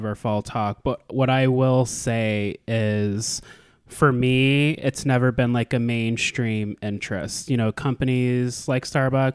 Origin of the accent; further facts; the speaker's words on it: Anchorage, Alaska, United States; moved away as an adult; now in Indiana, United States; growing up in Alaska, born and raised